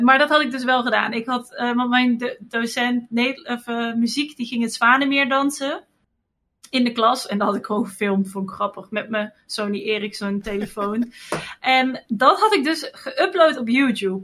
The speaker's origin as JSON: {"language": "Dutch", "town": "Wamel", "region": "Gelderland", "country": "Netherlands", "tie": "born or raised there", "said": "Ik ben opgegroeid in Wamel. Dat is een eh, dorpje"}